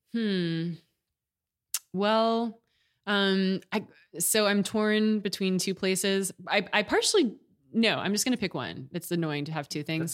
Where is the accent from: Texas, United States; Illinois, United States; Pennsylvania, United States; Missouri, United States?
Texas, United States; Austin; moved away as an adult; also born or lived in Houston / New York / Michigan / Washington, D.C.; now in California, United States; I was born in Houston and grew up in Austin